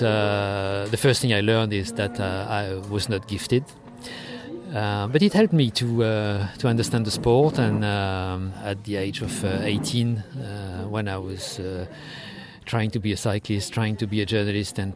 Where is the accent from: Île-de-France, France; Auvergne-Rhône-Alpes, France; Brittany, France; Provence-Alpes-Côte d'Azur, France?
Brittany, France; Brest; I was born in Brest, as you said, a bit of a time ago, not far from here.